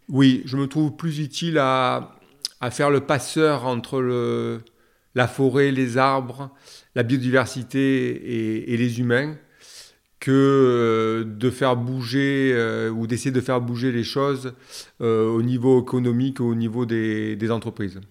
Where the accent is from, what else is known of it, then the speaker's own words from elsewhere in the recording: Marseille, Provence-Alpes-Côte d'Azur, France; né à Marseille, dans les Calanques.